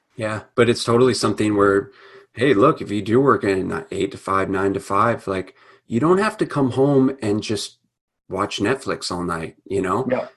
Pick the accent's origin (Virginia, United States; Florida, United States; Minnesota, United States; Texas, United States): Minnesota, United States; growing up in Minnesota.